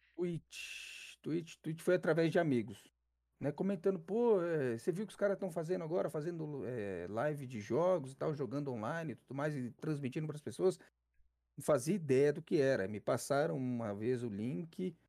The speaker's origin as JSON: {"language": "Portuguese", "region": "São Paulo", "country": "Brazil", "said": "sou de São Paulo, sou São Paulo, capital. Zona Sul"}